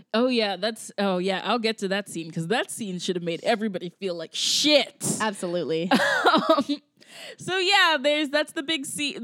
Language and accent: English; Georgia, United States; moved away; I grew up in Georgia and I grew up with people, like especially white people, who did not understand this.